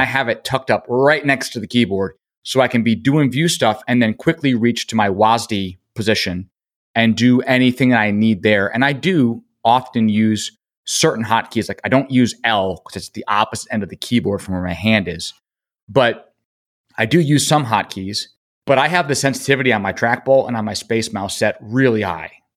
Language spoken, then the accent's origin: English; Rochester, New York, United States; We grew up in Rochester. My family were Kodak people.